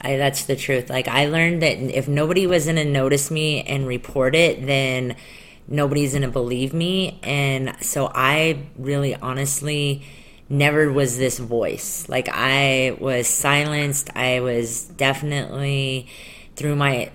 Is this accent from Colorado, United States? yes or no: yes; Colorado, United States; I grew up not in Utah, but I grew up in Colorado